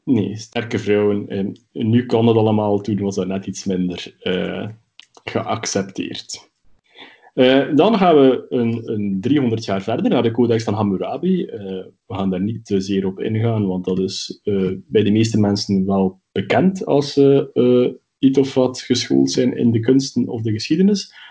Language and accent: Dutch; Belgium; bij ons in Brussel